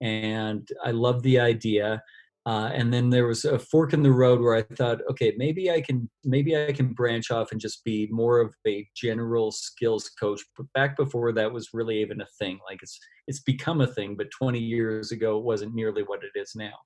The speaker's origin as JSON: {"language": "English", "country": "Canada", "tie": "born or raised there", "said": "volunteering with a university team here in my hometown in Canada."}